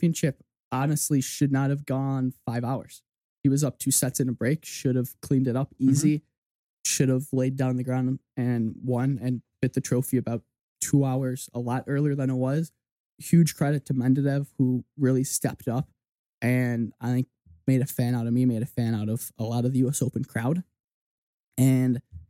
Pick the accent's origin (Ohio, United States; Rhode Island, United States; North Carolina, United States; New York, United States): North Carolina, United States; Winston-Salem; my hometown tournament and went to Salem Open